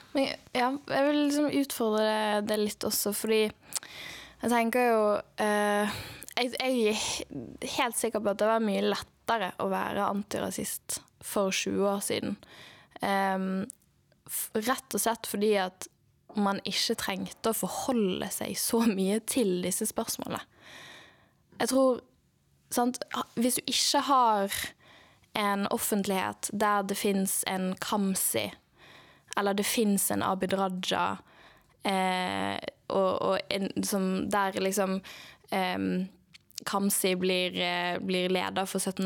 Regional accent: Bergen, Vestland, Norway; jeg er født og oppvokst i Bergen, som er en veldig stor del av min identitet

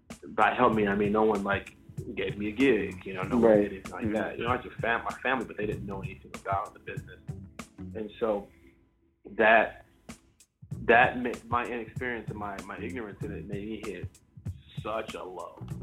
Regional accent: Chicago, Illinois, United States; I grew up on the South Side of Chicago

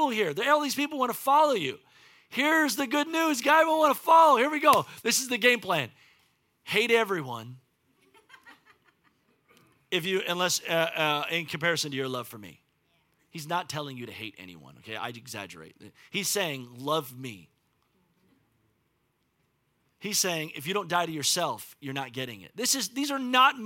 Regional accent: United States; in my life as an American

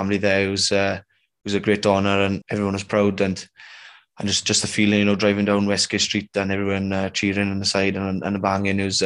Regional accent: Wales, United Kingdom; being a Welsh speaker

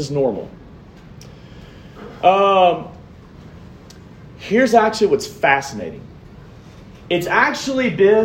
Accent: Montgomery, Alabama, United States; moved away as an adult; also born or lived in New Orleans, Louisiana / Troy, Alabama / Jackson, Mississippi; I'm originally from Montgomery, Alabama

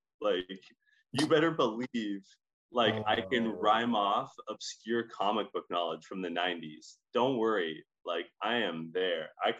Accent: Scotland, United Kingdom; accent: Scottish; When I was growing up, I had a little Scottish accent because I am a Scottish accent.

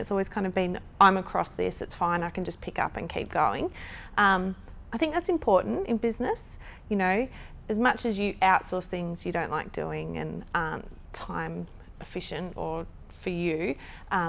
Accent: Gold Coast, Queensland, Australia; growing up on the Gold Coast

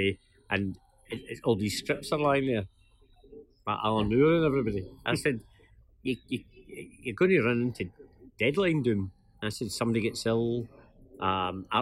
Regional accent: Gourock, Scotland, United Kingdom; I was brought up in Gourock

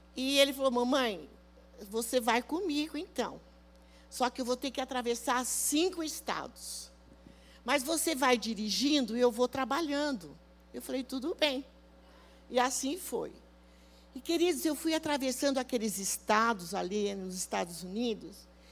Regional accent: Rio Claro, São Paulo, Brazil; eu saí lá de Rio Claro, uma cidadezinha desse tamanho

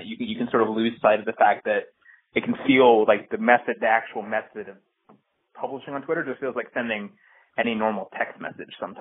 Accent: Washington, District of Columbia, United States; Washington, D.C., which is my hometown

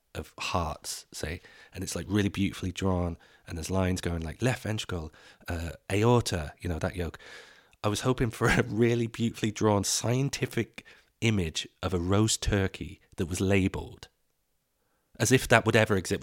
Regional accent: England, United Kingdom; moved away as an adult; now in Dublin, Ireland; I grew up in Ireland, uh, in, in England

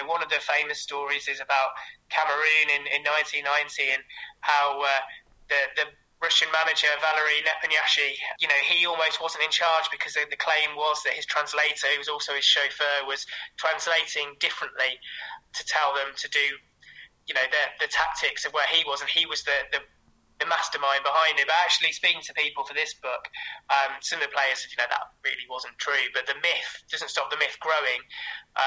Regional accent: England, United Kingdom; as an Englishman

